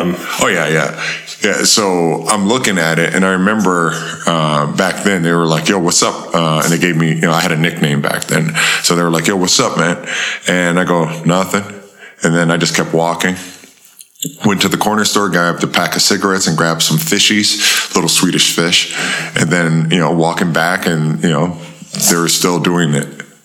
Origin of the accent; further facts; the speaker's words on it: Buffalo, New York, United States; we grew up on uh, Goodyear Avenue uh, in Buffalo, New York.